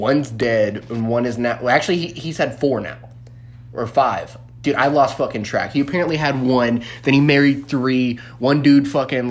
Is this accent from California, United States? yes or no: no; New Orleans, Louisiana, United States; moved away; I'm from New Orleans originally